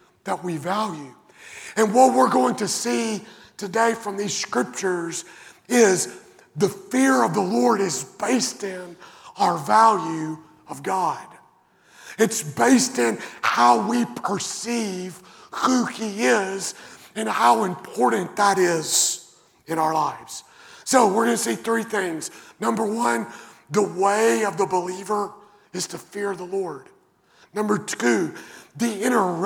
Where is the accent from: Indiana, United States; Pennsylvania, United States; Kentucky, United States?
Kentucky, United States; Western; I grew up in Western Kentucky, and the house that I grew up in didn't have central air conditioning or heating